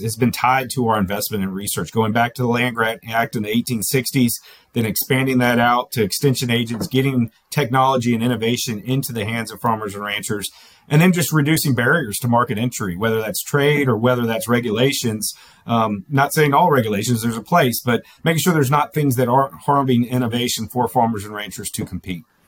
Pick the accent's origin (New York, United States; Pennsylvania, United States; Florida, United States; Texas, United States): Florida, United States; moved away; I come from Florida originally.